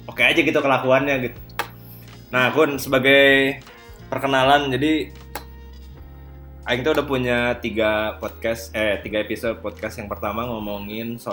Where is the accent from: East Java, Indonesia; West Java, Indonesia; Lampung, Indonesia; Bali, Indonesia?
West Java, Indonesia; sebagai orang Sunda yang tulen kan aing punya hobi yang sangat jarang ditemukan orang yaitu ngobrol